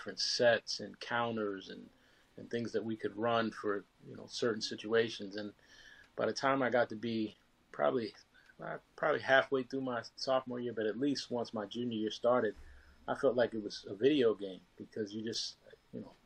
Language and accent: English; New York, United States; born and raised in New York